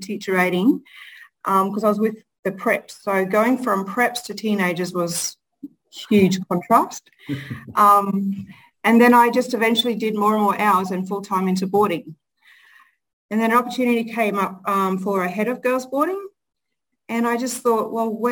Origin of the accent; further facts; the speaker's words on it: Charters Towers, Queensland, Australia; also born or lived in Cloncurry; So I actually grew up born in Cloncurry. And then most of my childhood has been in Charters Towers.